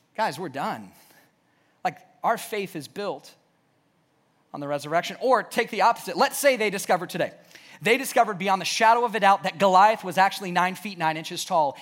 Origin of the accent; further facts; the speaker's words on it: the South, United States; growing up in the South, we went to church.